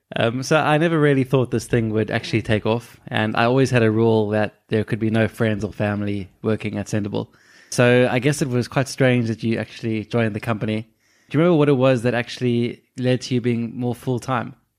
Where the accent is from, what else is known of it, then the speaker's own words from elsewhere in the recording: South Africa; moved away; we're immigrants from South Africa